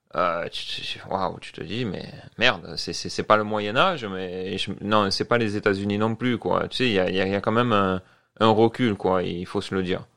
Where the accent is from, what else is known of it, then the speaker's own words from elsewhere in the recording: Marseille, Provence-Alpes-Côte d'Azur, France; moved away as an adult; also born or lived in New Brunswick, Canada; now in Quebec, Canada; je viens de Marseille